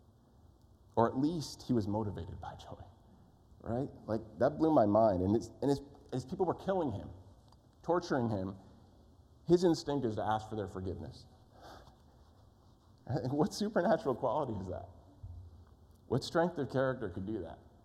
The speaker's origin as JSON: {"language": "English", "region": "East Coast", "country": "United States", "tie": "born or raised there", "moved": "yes", "said": "I grew up on the East Coast."}